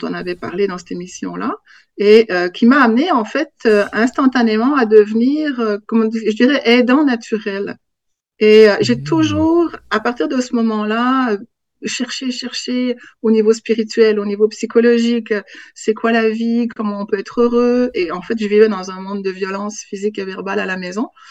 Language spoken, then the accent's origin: French; Switzerland; moved away as an adult; also born or lived in Africa; now in Quebec, Canada; je suis née en Afrique de parents suisses qui travaillaient là-bas. Et en, fait, je suis revenue en Suisse j'avais quatre mois.